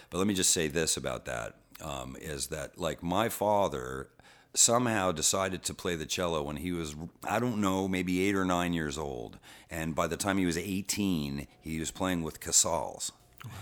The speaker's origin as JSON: {"language": "English", "town": "Boston", "region": "Massachusetts", "country": "United States", "tie": "born or raised there", "said": "we lived across from Fenway Park when I was a baby. I was born in Boston"}